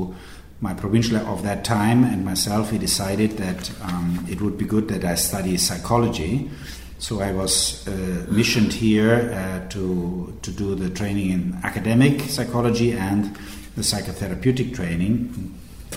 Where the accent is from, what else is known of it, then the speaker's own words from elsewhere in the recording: Regensburg, Bavaria, Germany; moved away as an adult; now in Rome, Italy; Yeah, I grew up in Regensburg, in the center of Bavaria, in the south of Germany